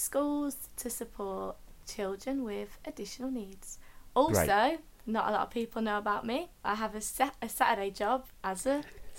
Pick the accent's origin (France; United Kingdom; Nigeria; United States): United Kingdom; Birmingham, West Midlands; I'm from Birmingham.